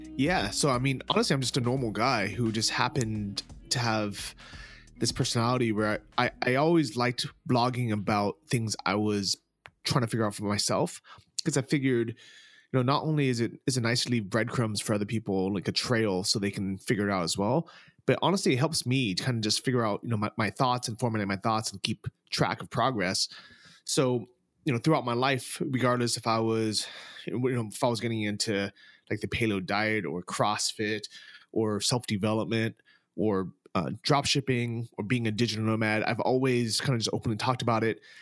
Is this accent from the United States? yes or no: yes; San Francisco, California, United States; moved away as an adult; also born or lived in Thailand / Texas; I'm originally from San Francisco